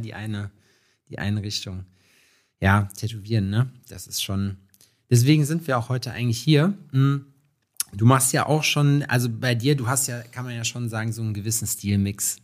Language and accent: German; Schalksmühle, North Rhine-Westphalia, Germany; ich komme aus Schalksmühle